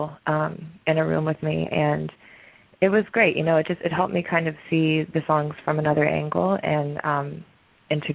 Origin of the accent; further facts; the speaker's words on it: Houston, Texas, United States; I was born in Houston, Texas